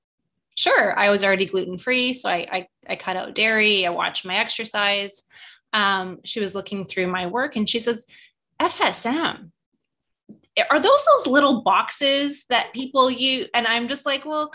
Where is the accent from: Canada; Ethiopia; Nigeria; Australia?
Canada; moved away as an adult; now in United States; I'm Canadian, when we were immigrating to the US and getting our green cards